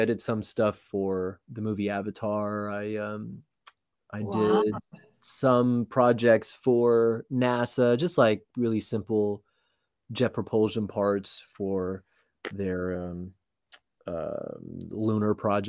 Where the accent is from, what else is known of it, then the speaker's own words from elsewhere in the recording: Los Angeles, California, United States; Yeah, well, I mean, I was born and raised in Southern California. I lived in a bunch of different cities, but mainly from LA.